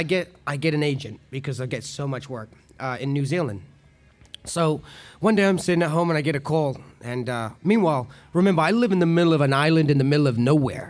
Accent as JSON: {"language": "English", "town": "San Rafael", "region": "California", "country": "United States", "tie": "born or raised there", "said": "Growing up in San Rafael, it was a beautiful summer morning, and I was riding my bike to school, and I was riding past George Lucas's house at the time."}